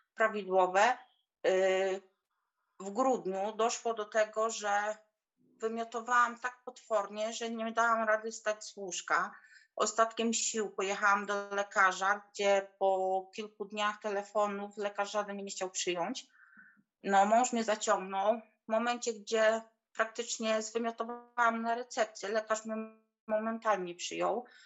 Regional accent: Poland; moved away as an adult; now in England; w Polsce pochodzę z małej, z małej wioski

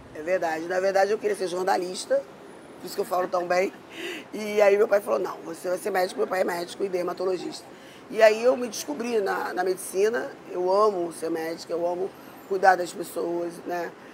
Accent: Rio de Janeiro, Brazil; eu fui criada na Zona Sul

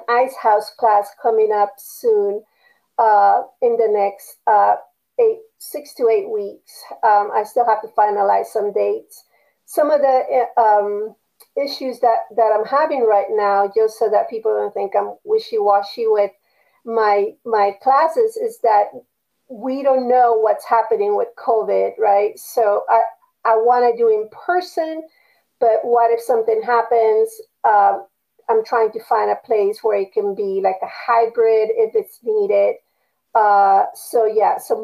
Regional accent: Panama; moved away; I was used to in Panama, you know, it did not matter if someone was black or white or Chinese or Japanese or Indian from India or native Panamanian, you just got along with everyone

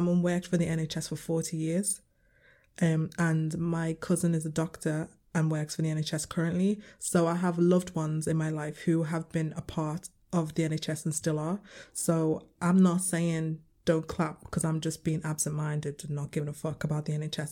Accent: Liverpool, North West England, United Kingdom; I'm coming from, I'm from Liverpool

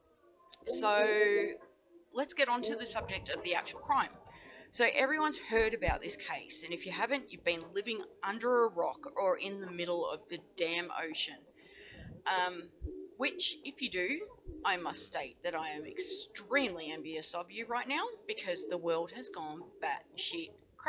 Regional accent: Australia; Even though I don't live in the USA, as I mentioned before, but as an Australian

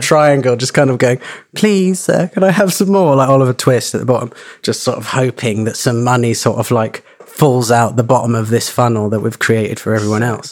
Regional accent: Suffolk, East Anglia, East of England, United Kingdom; moved away; also born or lived in London; I grew up in East Anglia in Suffolk

